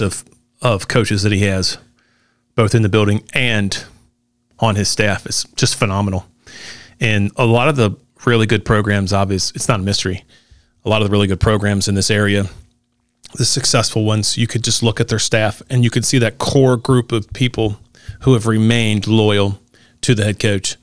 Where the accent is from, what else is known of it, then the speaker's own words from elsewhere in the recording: Newport, Kentucky, United States; I'm from Newport